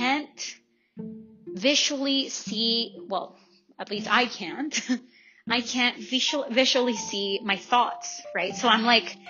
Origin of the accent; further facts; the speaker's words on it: El Salvador; now in Langley, Canada; I'm from El Salvador